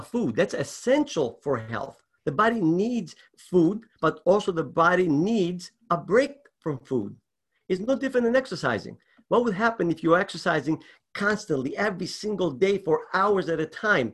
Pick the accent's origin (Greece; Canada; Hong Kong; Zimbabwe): Greece; moved away; I was raised in Greece.